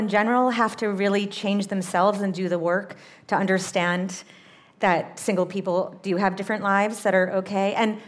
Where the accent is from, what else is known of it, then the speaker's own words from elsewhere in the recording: Massachusetts, United States; my hometown in Massachusetts